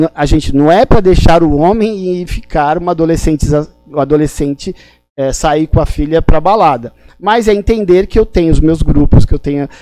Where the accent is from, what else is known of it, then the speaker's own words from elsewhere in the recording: São Paulo, Brazil; also born or lived in Limoeiro, Pernambuco; eu sou de Limoeiro, Pernambuco, então eu sou migrante. Eu vim para cá é, em São Paulo com três meses de idade